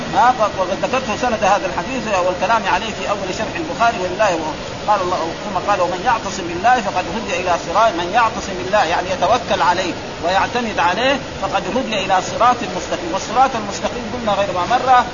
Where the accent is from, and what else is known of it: Saudi Arabia